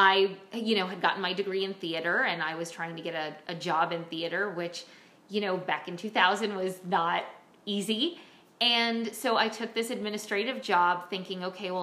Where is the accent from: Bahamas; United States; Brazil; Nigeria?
United States; Bronxville, New York; I was born in Bronxville, New York